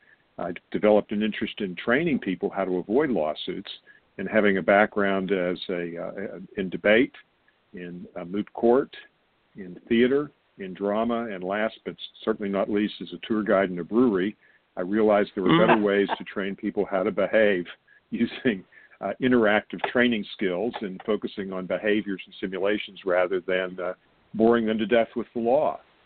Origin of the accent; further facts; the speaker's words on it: Pittsburgh, Pennsylvania, United States; now in Atlanta, United States; I'm based, as you are, Michael, in Atlanta. I'm originally from Pennsylvania